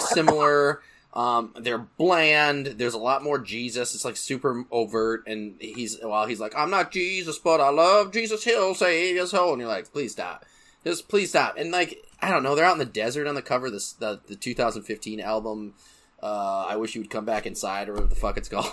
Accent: Grand Rapids, Michigan, United States; my hometown of Michigan, Grand Rapids, Michigan

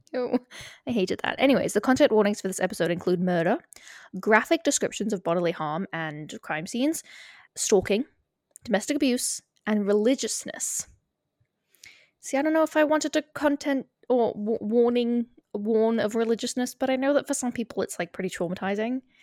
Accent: United Kingdom; we are British.

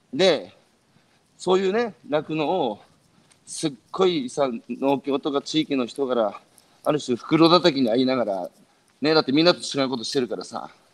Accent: Iwate, Japan; 僕は岩手

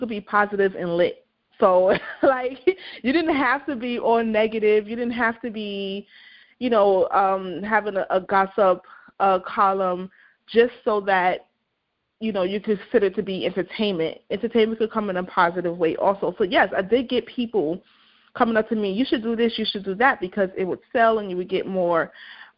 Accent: New York City, New York, United States; I'm from Brooklyn, New York

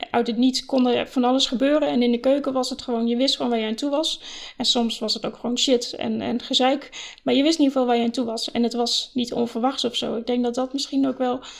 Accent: Flevoland, Netherlands; also born or lived in Oosterhout / Utrecht; ik ben geboren in Oosterhout, dat is vlakbij Breda. Toen ben ik vanaf mijn negende heb ik gewoond in Flevoland, op verschillende plekken, Lelystad en Almere.

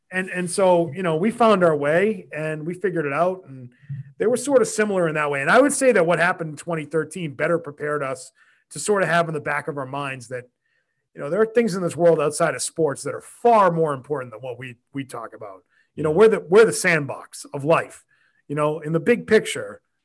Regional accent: Quincy, Massachusetts, United States; I grew up in Quincy. I lived there my whole life.

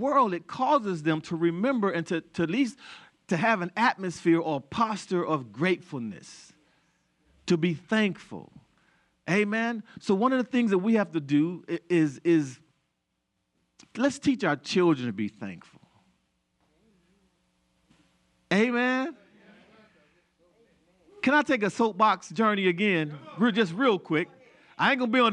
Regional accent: United States; I was born in the United States

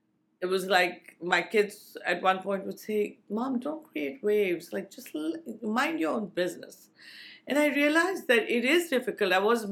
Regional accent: India; I came from India in a culture that we recycle as far as possible

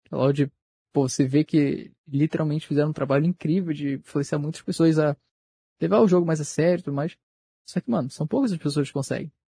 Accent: Rio de Janeiro, Brazil; sou do Rio de Janeiro, pô.

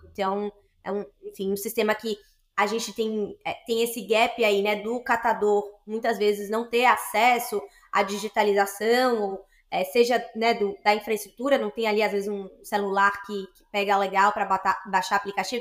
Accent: Salvador, Bahia, Brazil; hoje eu me reconheço como uma mulher da Bahia, eu sou de Salvador

